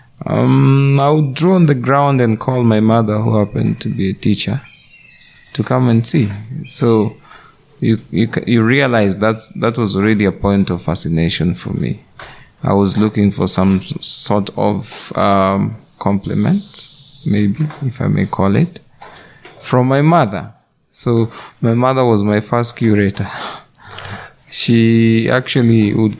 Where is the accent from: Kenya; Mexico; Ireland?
Kenya; I'm a Kenyan by birth, an artist by profession.